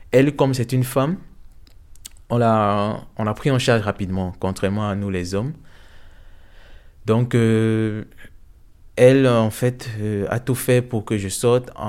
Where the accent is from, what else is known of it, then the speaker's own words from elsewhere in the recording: Ukraine; now in Belgium; si on vient vraiment d'Ukraine ou bien... Oui, et quand on a su qu'on venait d'Ukraine, ils nous ont laissé pas continuer en fait le trajet